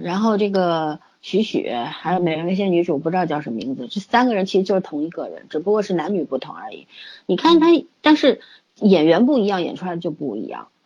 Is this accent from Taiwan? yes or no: no; China; 我们中国人